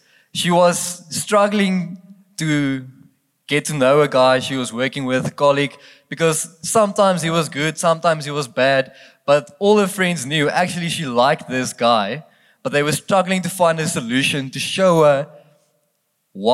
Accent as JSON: {"language": "English", "country": "South Africa", "accent": "Afrikaans", "first_language": "Afrikaans", "second_language": "English", "said": "I'm not English. I'm very, very Afrikaans, so I'm already asking for excuses if I don't speak properly English tonight"}